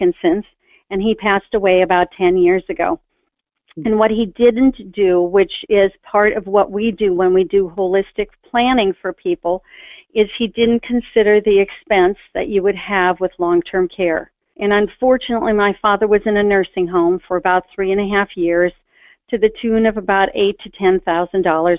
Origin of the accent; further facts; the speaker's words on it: Milwaukee, Wisconsin, United States; I grew up in Milwaukee, Wisconsin.